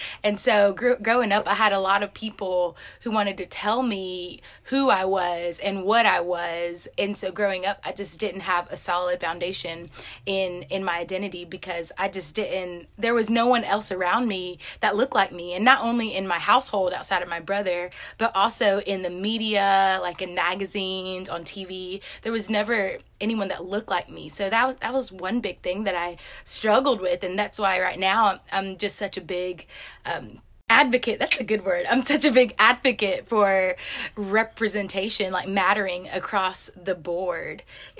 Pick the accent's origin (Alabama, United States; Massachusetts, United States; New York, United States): Alabama, United States; Enterprise; But I'm from Enterprise, Alabama, and that is in Southeast Alabama. And so Enterprise is a pretty small town